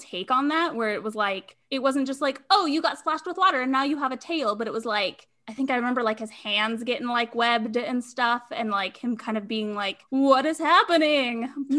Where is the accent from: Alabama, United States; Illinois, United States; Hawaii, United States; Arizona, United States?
Hawaii, United States; Snowboard, and like, I am from Hawaii.